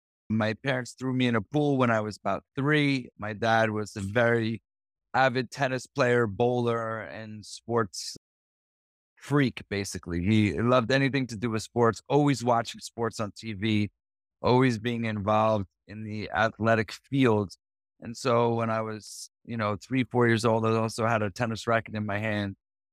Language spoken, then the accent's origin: English; New Jersey, United States; So I grew up in New Jersey.